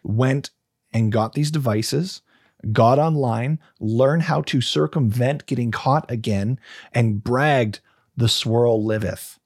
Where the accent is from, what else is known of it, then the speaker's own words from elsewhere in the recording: Canada; proud to be Canadian